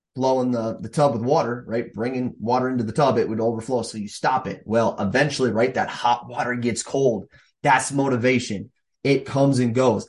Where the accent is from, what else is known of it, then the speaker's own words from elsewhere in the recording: Minnesota, United States; here in Minnesota, my hometown or home state